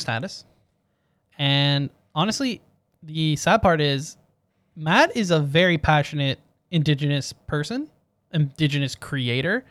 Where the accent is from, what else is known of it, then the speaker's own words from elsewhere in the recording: Canada; we're Canadian